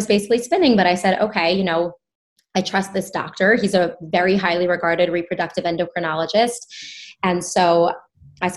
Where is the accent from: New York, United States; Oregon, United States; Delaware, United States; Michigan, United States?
New York, United States; I grew up in New York